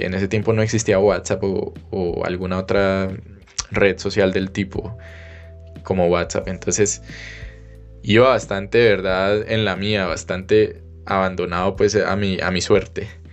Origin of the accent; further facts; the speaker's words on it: Cali, Valle del Cauca, Colombia; moved away as an adult; also born or lived in Germany; salí de Cali, me despedí de mi familia